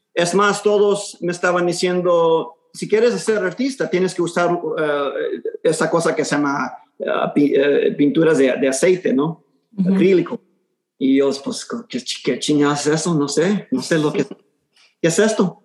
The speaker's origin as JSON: {"language": "Spanish", "town": "Houston", "region": "Texas", "country": "United States", "tie": "born or raised there", "first_language": "Spanish", "said": "nací aquí en Houston, en, en el segundo barrio, eh, el East End"}